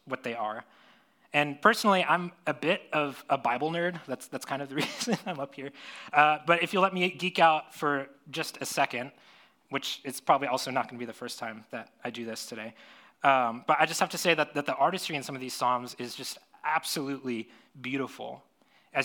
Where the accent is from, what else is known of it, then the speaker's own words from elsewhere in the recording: Florida, United States; now in San Diego, United States; I grew up in Florida